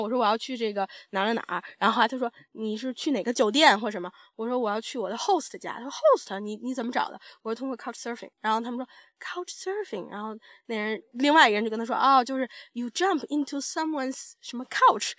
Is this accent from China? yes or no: yes; China; moved away; 你是中国人吗？我说是